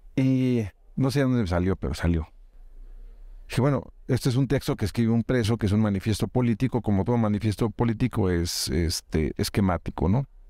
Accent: Mexico; agradezco como mexicano

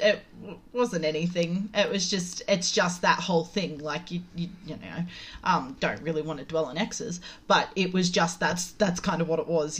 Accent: Penrith, New South Wales, Australia; I was I was brought up in Penrith

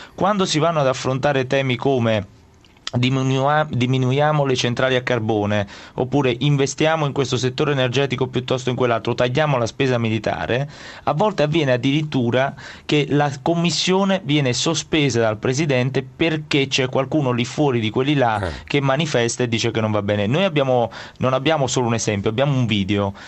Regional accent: province of Naples, Campania, Italy; io vengo dalla Campania, dalla provincia di Napoli

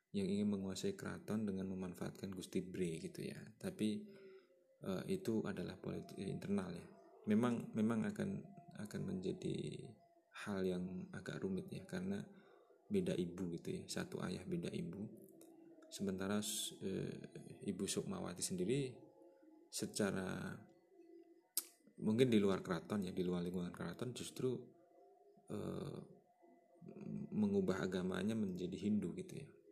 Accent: Karanganyar, Central Java, Indonesia; saya lahir di Karanganyar

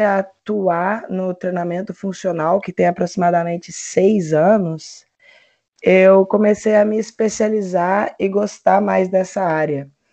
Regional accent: Belo Horizonte, Minas Gerais, Brazil; sou de Belo Horizonte, Minas Gerais

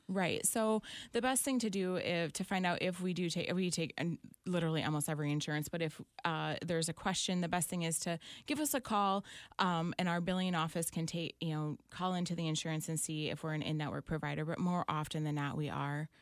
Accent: Clinton, Michigan, United States; born or raised there; also born or lived in Saline, Michigan / Britton, Michigan

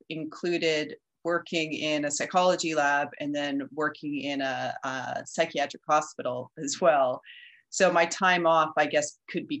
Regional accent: Edmonton, Alberta, Canada; moved away as an adult; also born or lived in Toronto; now in Montreal, Canada; So I'm originally from Edmonton.

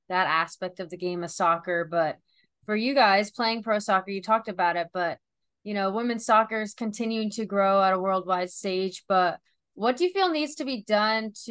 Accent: North Carolina, United States; born or raised there

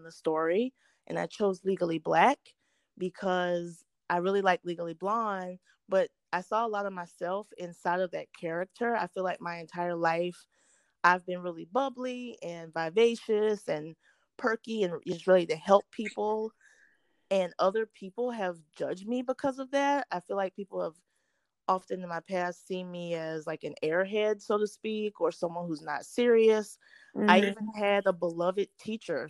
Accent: South Carolina, United States; I'm from South Carolina

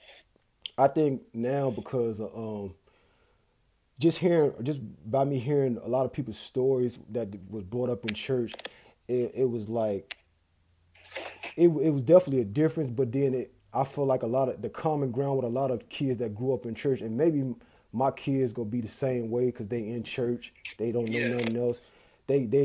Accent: Newport News, Virginia, United States; moved away; We from the same hometown

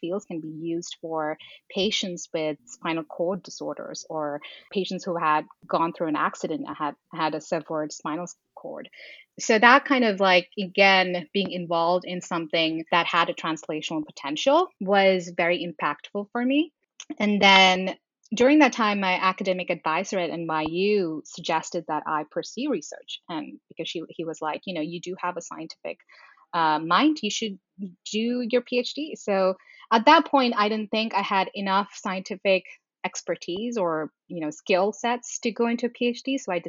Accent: India; moved away as an adult; also born or lived in Middle East / New York City; So I was born in the Middle East. I grew up there for 10 years and then moved to India and grew up there for another 10 years. And then I moved here moved to New York City in 2009 and lived there for 11 years.

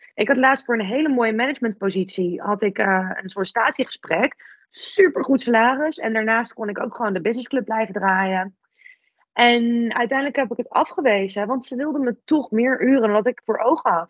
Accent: Netherlands; als Nederlander

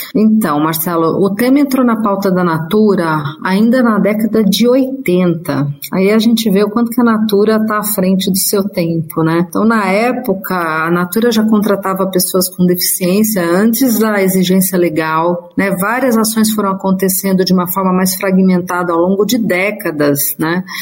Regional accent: Mogi das Cruzes, São Paulo, Brazil; eu sou do interior de São Paulo, de Mogi das Cruzes

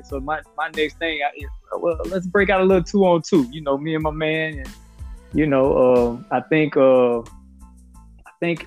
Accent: Pensacola, Florida, United States; I grew up in Pensacola, and from the time I was 7 years old, I knew I was going to go to Woodham High School

